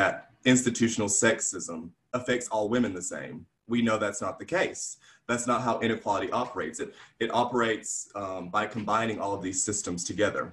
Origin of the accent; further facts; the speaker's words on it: Alabama, United States; moved away as an adult; now in Atlanta, United States; I'm from Alabama